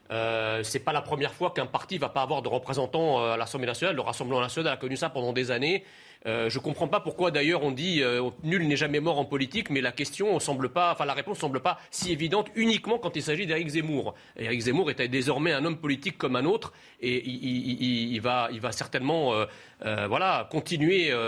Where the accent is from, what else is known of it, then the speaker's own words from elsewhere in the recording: France; Donc moi, je suis un Français moyen, je raisonne comme ça.